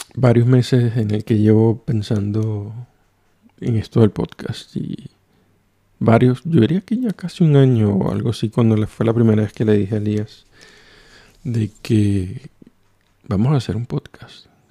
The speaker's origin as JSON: {"language": "Spanish", "country": "Venezuela", "moved": "as an adult", "lives_now": "Oulu, Finland", "said": "soy de Venezuela"}